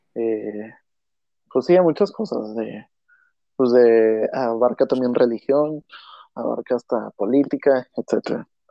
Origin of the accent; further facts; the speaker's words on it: Monterrey, Nuevo León, Mexico; somos de Monterrey, donde aquí se vive eh, apasionadamente, pues todos los deportes